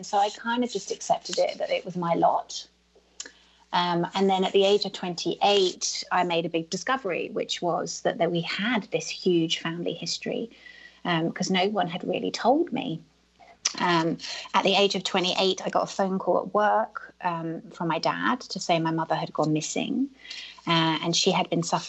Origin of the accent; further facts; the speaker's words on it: United Kingdom; I'm British